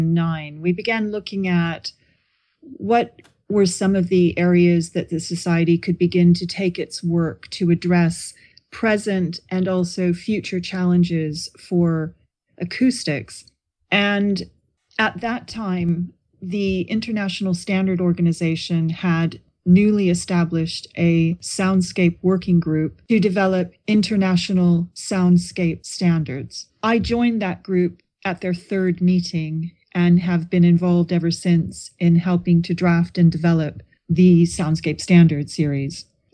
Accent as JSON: {"language": "English", "region": "California", "country": "United States", "tie": "born or raised there", "moved": "yes", "lives_now": "Brighton, United Kingdom", "said": "No, I'm originally from California. I grew up near San Francisco. So I am used to grey weather by the seaside."}